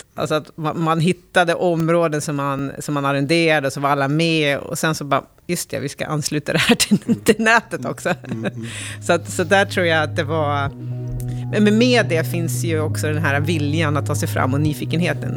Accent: Älmsta, Stockholm County, Sweden; så jag växte upp i, i Roslagen, i en liten by som heter Älmsta

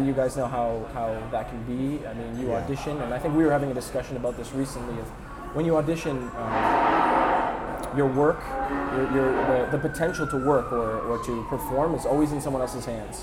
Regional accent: Keswick, Ontario, Canada; also born or lived in Newmarket, Ontario; now in Toronto, Canada; I was born in Newmarket, Ontario, and I grew up in a small town north of that called Keswick, Ontario.

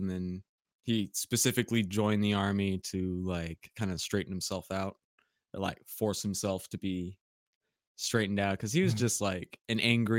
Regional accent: Pacific Northwest, United States; No, we are from Pacific Northwest.

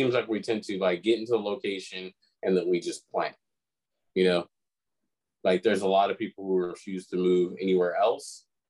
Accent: United States

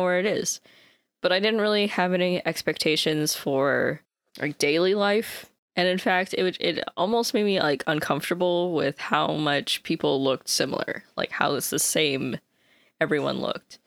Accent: United States; as an American

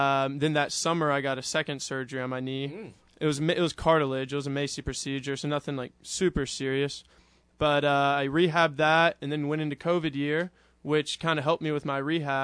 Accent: Houston, Texas, United States; moved away as an adult; now in Ruston, United States; I'm from Houston, Texas. Went to St. Thomas High School in downtown.

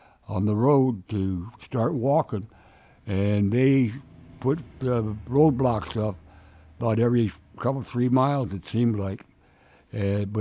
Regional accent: Minnesota, United States; I was raised in Minnesota

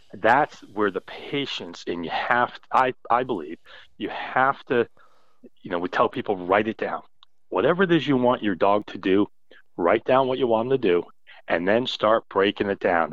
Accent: New England, United States; growing up in New England

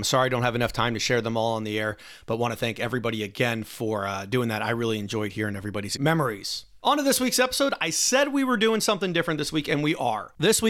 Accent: Virginia, United States; I grew up in the United States. I was born in Virginia.

